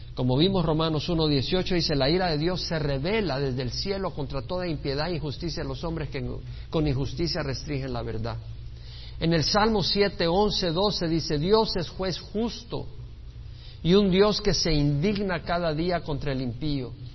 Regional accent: El Salvador; now in United States; yo nací en El Salvador y amo a mi país El Salvador

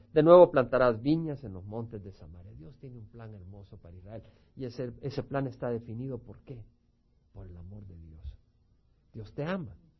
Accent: El Salvador; moved away; Los que venimos del Salvador

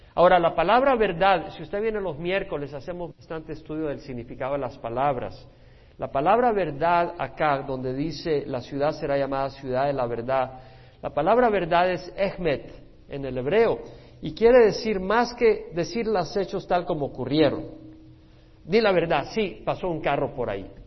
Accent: El Salvador; Yo nací en El Salvador, yo en El Salvador jamás hubiera recibido al Señor

